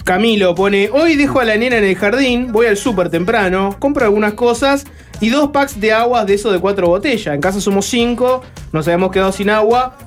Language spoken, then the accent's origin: Spanish; Uruguay; yo soy uruguayo